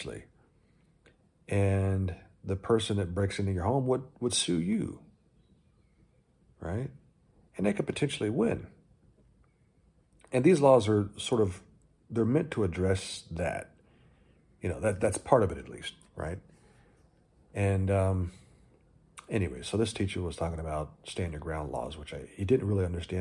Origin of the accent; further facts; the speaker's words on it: Texas, United States; moved away; also born or lived in California; I grew up in Texas